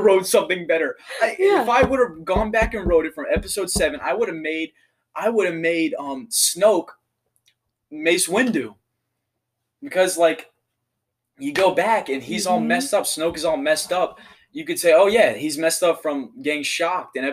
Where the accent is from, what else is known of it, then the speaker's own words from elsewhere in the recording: United States; I'm an American boy in his 20s